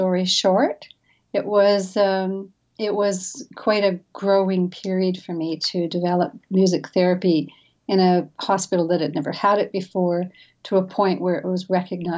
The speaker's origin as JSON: {"language": "English", "region": "British Columbia", "country": "Canada", "tie": "born or raised there", "moved": "yes", "said": "I grew up in the mountains of British Columbia. I'm a Canadian, actually. So I grew up in a mountain village"}